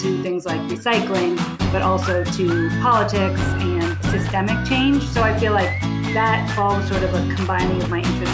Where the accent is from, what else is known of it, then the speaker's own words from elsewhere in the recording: Ohio, United States; I grew up in Ohio